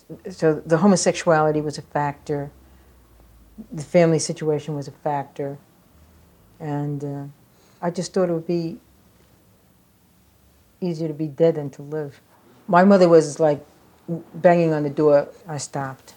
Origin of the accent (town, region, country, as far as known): New York, United States; born or raised there; also born or lived in Staten Island